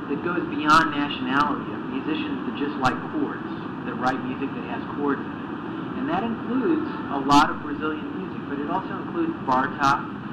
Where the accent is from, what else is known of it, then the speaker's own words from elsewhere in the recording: United States; me growing up in America, when I grew up, around 1962